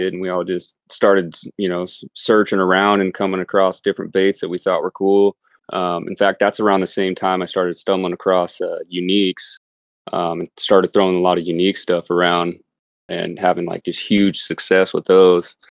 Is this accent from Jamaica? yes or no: no; Las Vegas, Nevada, United States; also born or lived in California; now in Pacific Northwest, United States; being born and raised in Vegas